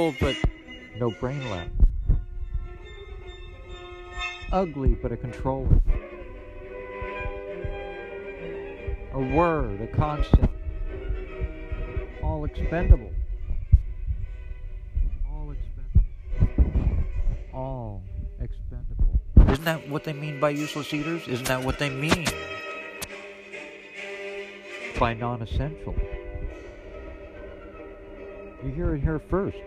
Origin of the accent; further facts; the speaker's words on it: United States; I'm an American